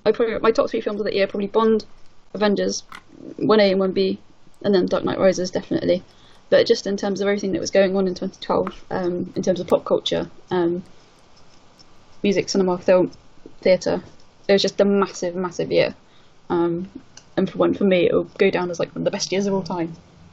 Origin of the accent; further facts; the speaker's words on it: England, United Kingdom; being English and being British.